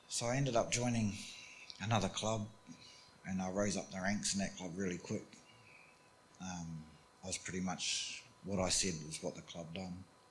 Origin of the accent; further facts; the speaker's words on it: New Zealand; I grew up in New Zealand. Um, we, we, grew up on farms in New Zealand.